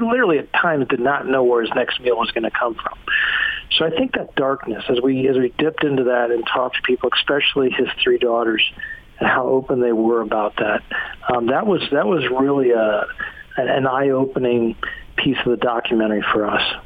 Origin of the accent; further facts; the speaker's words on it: Morgantown, West Virginia, United States; also born or lived in Salt Lake City, Utah; I'm from Morgantown